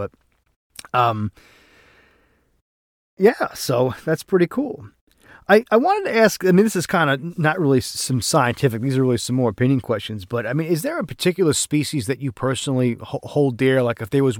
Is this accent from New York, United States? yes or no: yes; New York, United States; accent: New York; I'm like five generations living here, and he didn't even recognize my accent as being a New York accent.